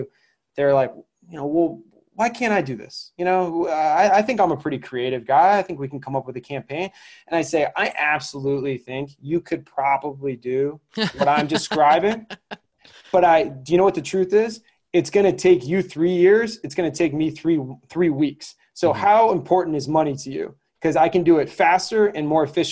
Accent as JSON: {"language": "English", "region": "Connecticut", "country": "United States", "tie": "born or raised there", "said": "where I grew up in Connecticut"}